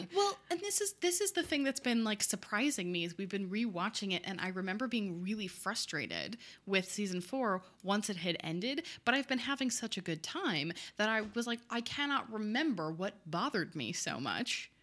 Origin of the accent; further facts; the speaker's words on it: Oakland County, Michigan, United States; I am from Oakland County, Michigan, where there are no skyscrapers